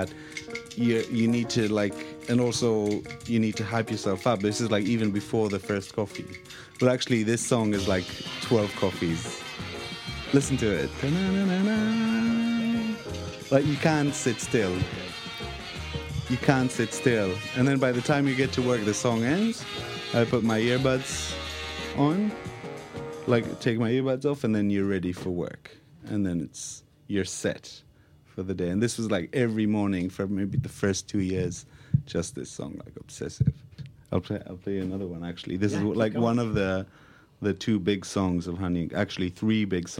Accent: Israel; moved away as an adult; now in London, United Kingdom

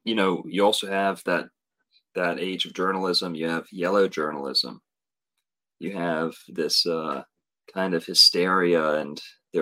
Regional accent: Florida, United States; growing up in Florida, flat

